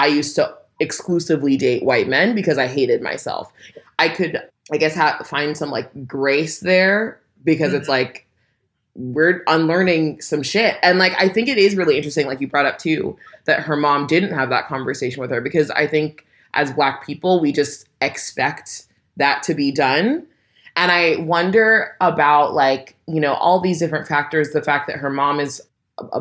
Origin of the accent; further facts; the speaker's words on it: California, United States; I'm black and from California